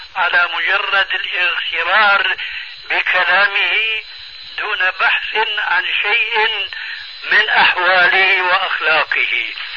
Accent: Syria; عندنا في سوريا

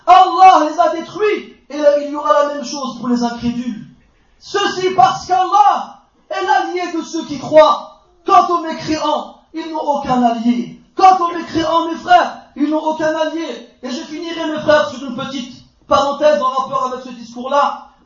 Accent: France; Moi je suis né en France, j'ai étudié en France, j'ai grandi en France, j'ai une carte française, j'ai étudié le droit en France, j'ai étudié l'économie en France, je suis un Français.

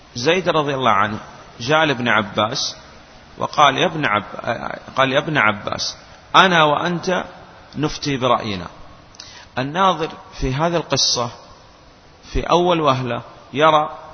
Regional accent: Saudi Arabia; وعندنا في السعودية

